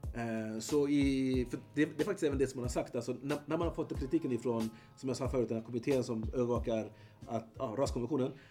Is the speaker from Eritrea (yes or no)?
yes; Eritrea; now in Sweden; Eritrea så har vi nio folkgrupper